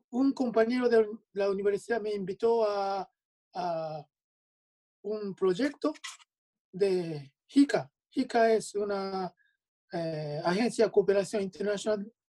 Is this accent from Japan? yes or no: yes; Hyogo, Japan; Spanish is a second language; yo soy de Hyogo, al lado de Osaka, oeste de Japón.